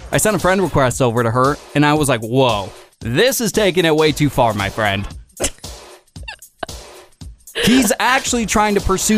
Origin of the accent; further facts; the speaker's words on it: Puyallup, Washington, United States; moved away; he's moving to my hometown of Puyallup, Washington.